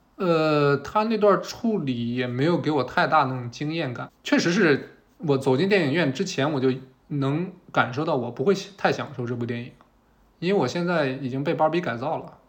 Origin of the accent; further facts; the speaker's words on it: Shandong, China; 我是一个在山东长大的男孩儿